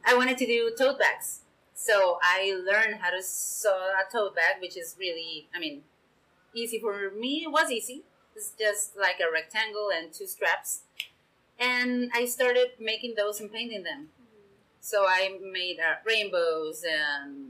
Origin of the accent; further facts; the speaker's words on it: Ensenada, Baja California, Mexico; I live and I was born in Ensenada